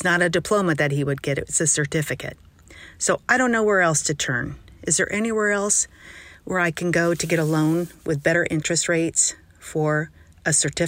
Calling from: San Diego, California, United States; I'm from San Diego.

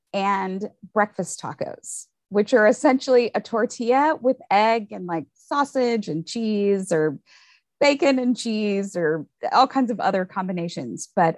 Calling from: Austin, Texas, United States; So I am tuning in and calling in from Austin, Texas.

